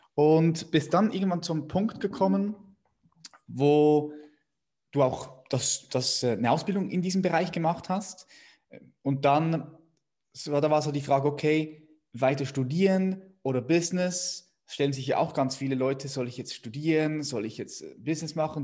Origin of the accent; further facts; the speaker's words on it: Switzerland; als Schweizer